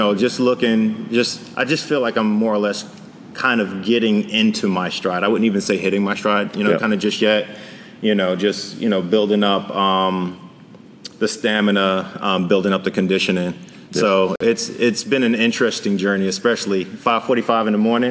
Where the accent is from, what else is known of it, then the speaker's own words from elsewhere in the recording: New York City, New York, United States; Born and raised in the Bronx